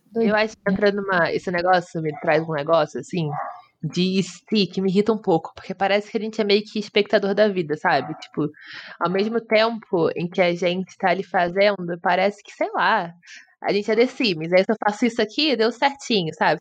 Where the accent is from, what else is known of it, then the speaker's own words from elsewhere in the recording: Rio de Janeiro, Brazil; Eu sou do Rio